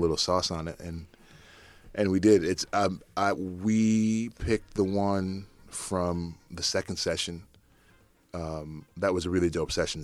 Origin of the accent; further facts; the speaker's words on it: New England, United States; born or raised there; moved away as an adult; also born or lived in Philadelphia; now in New York, United States